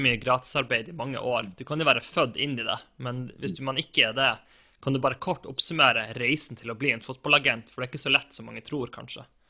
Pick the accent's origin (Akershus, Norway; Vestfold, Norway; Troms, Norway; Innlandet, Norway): Troms, Norway; Tromsø; hjembyen min